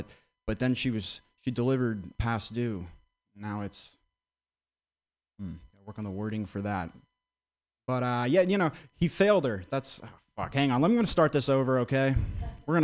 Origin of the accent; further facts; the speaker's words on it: Vermont, United States; I grew up in Vermont.